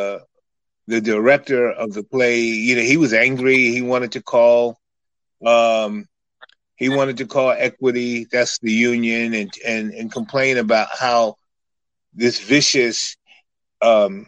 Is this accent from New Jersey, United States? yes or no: no; New York City, New York, United States; moved away as an adult; also born or lived in Iowa City, Iowa; growing up in Harlem and traveling around